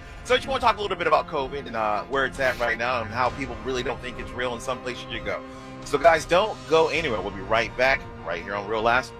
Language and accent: English; Florida, United States; I'm from Florida. I know how it works here.